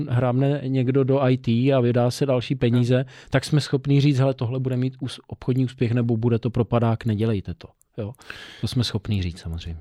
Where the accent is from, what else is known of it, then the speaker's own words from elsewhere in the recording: Czechia; Já jsem samozřejmě Čech, ale já jsem Čechoslovák.